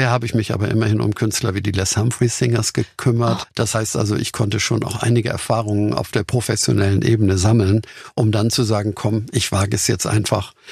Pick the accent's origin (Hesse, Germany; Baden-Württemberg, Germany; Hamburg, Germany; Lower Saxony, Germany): Hamburg, Germany; So als Hamburger haben wir vielleicht gedacht, wir sind ja ein bisschen solide Kaufleute dort.